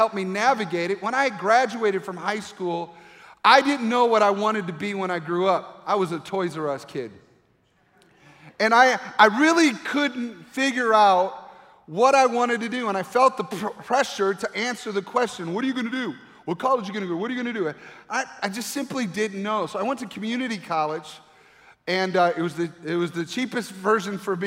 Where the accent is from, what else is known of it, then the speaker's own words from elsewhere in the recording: Grand Rapids, Michigan, United States; moved away as an adult; where I grew up in Grand Rapids, Michigan